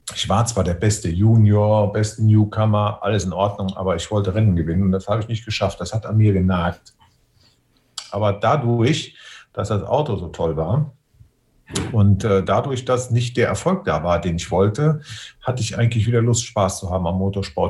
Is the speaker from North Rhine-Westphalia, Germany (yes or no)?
no; Westerwald, Rhineland-Palatinate, Germany; dass ich aus dem Westerwald komme